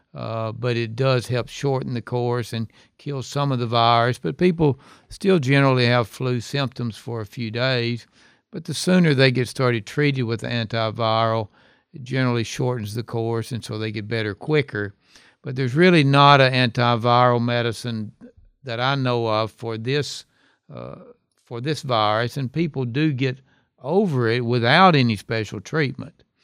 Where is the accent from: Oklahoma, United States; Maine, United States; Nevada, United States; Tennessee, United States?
Tennessee, United States; Hohenwald; also born or lived in Memphis, Tennessee; I'm from Hohenwald, which is a small town. That's my hometown.